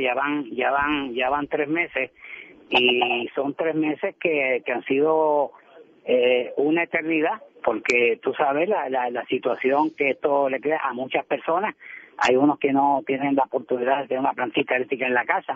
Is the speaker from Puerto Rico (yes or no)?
yes; Puerto Rico; como puertorriqueños